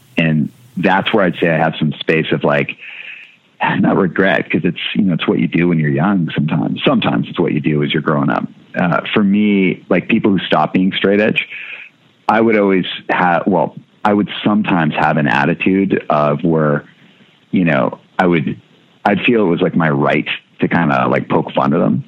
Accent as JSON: {"language": "English", "town": "Winnipeg", "region": "Manitoba", "country": "Canada", "tie": "born or raised there", "also_born_or_lived": "Seattle"}